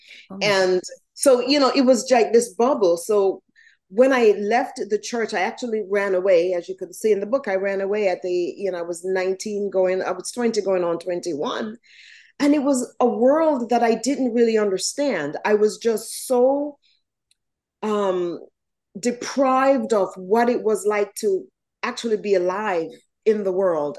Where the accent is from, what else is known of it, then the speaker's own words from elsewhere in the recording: Jamaica; now in United States; So I was born in Jamaica, West Indies. I was raised by my grandmother and step-grandfather, and my parents were here in the States